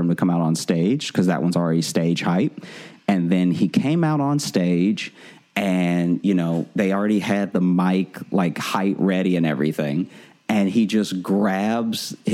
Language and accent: English; Louisiana, United States; moved away as an adult; now in New York, United States; I come from Louisiana